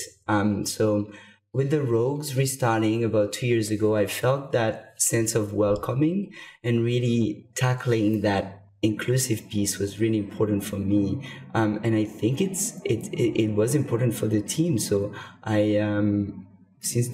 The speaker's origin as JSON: {"language": "English", "country": "France", "moved": "as an adult", "lives_now": "Vancouver, Canada", "said": "I moved to Canada. I'm from France originally. I moved to Canada in 2011"}